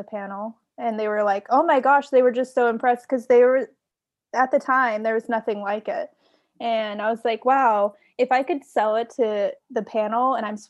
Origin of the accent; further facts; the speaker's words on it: Washington, United States; Washington State.